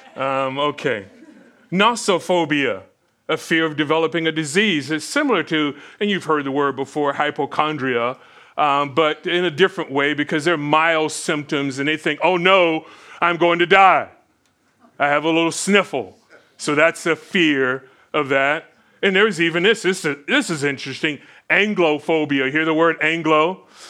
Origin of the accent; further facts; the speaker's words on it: Florida, United States; growing up in Florida